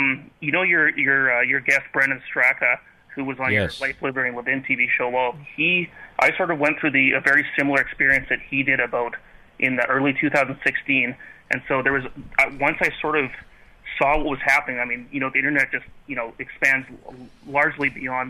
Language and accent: English; Kelowna, British Columbia, Canada; I'm Canadian. I'm born and bred, and I still live in Kelowna, B.C., British Columbia.